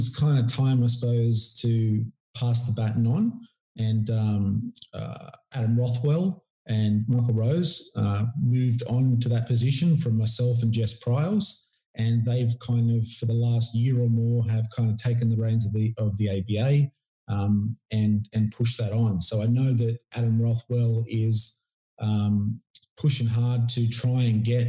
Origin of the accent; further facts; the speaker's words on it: Port Macquarie, New South Wales, Australia; my hometown was Port Macquarie